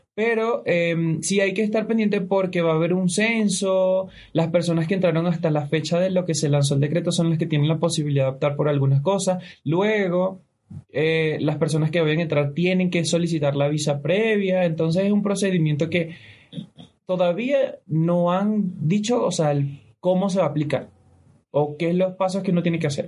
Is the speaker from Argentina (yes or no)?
no; Venezuela; now in Ecuador; somos tres venezolanos que vivimos en Ecuador